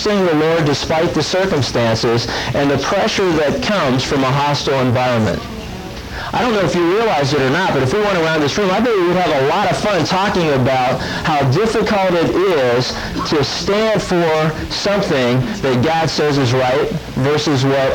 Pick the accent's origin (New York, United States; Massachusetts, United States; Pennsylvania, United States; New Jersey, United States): Pennsylvania, United States; I had opportunities as I grew up in Pennsylvania to go out and go deer hunting